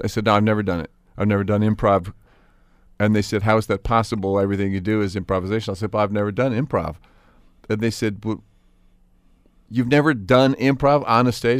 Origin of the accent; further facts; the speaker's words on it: South Pasadena, California, United States; also born or lived in New York; it looks like the town I grew up